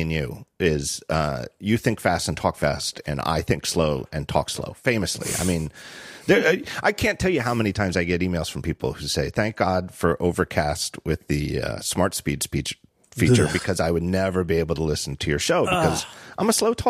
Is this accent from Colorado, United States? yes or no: no; Reading, Pennsylvania, United States; We had a weird restaurant growing up in Reading, Pennsylvania.